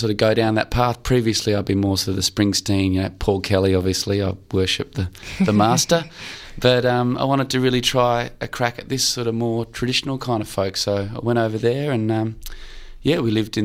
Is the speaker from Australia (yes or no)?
yes; Australia; I'm from Australia, born here